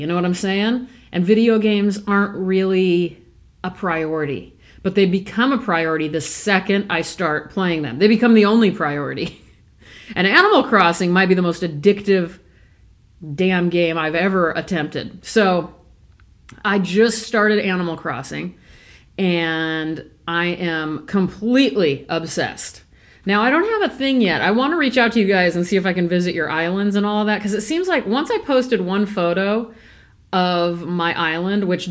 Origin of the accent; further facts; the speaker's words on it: Omaha, Nebraska, United States; moved away; also born or lived in Thousand Oaks, California; I grew up in Ponca Hills in Omaha, Nebraska